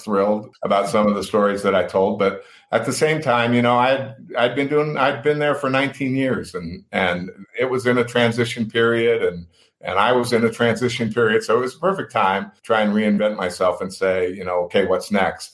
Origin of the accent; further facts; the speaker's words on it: Reno, Nevada, United States; growing up in Reno, we, you know, it was kind of the family thing